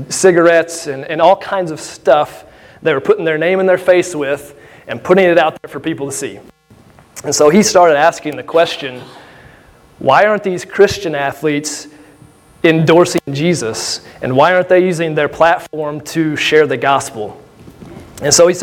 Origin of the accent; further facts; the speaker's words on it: Benton, Illinois, United States; I'm born and raised here in Southern Illinois. I'm from Benton